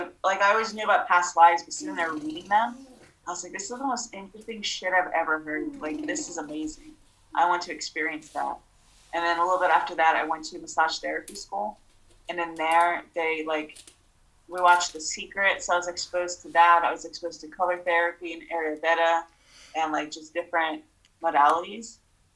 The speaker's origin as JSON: {"language": "English", "country": "Moldova", "tie": "born there", "said": "I was born in Moldova, and out there, like gypsies was a thing."}